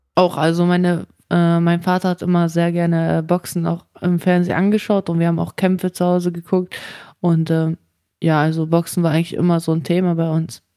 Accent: Germany; also born or lived in Kazakhstan; ich bin zwar in Kasachstan geboren, aber ich bin in Deutschland aufgewachsen

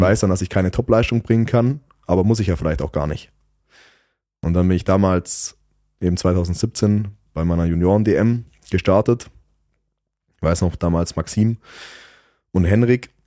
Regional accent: Southern Germany, Germany; bei uns in Süddeutschland

